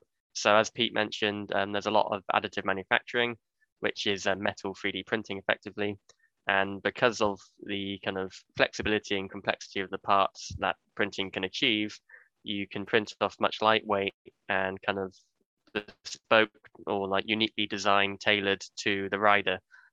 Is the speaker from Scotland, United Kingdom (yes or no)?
no; Bristol, South West England, United Kingdom; moved away as an adult; also born or lived in Birmingham; So I went to the University of Birmingham, and I'm from Bristol, so that was like a move away from home for me.